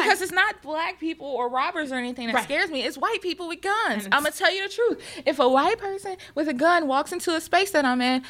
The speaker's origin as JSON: {"language": "English", "region": "the South", "country": "United States", "said": "I'm from the South, girl."}